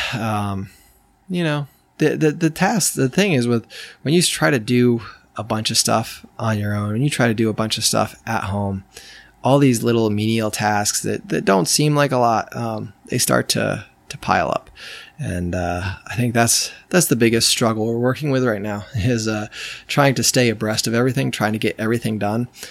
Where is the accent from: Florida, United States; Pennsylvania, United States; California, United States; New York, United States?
New York, United States; moved away; I grew up in New York